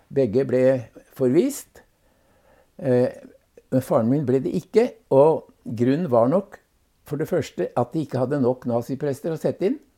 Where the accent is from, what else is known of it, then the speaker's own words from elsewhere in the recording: Bamble, Telemark, Norway; also born or lived in Hellesylt, Sunnmøre / Madagascar; Så ble han sogneprest i Bamble i Telemark. Ja. Og det var egentlig der jeg hadde den vesentlige delen av oppveksten